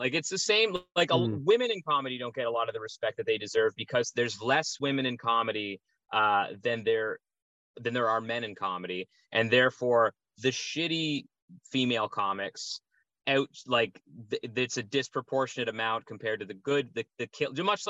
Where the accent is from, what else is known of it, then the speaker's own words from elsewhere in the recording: Odessa, Ontario, Canada; Odessa, very close.